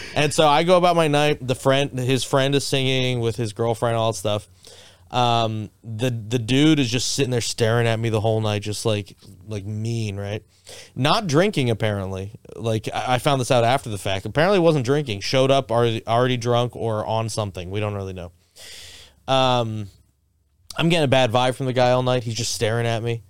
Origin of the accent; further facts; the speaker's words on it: Boca Raton, Florida, United States; moved away as an adult; also born or lived in Miami; I grew up in Boca Raton.